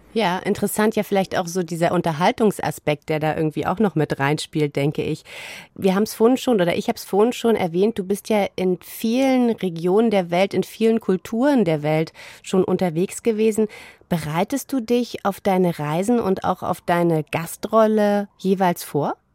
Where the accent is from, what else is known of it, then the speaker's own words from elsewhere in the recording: East Germany, Germany; In meiner Kindheit in der DDR